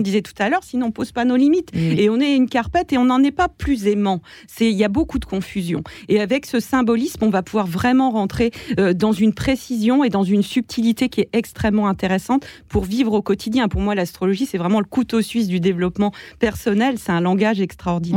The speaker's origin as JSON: {"language": "French", "region": "eastern France", "country": "France", "said": "je viens de l'Est de la France"}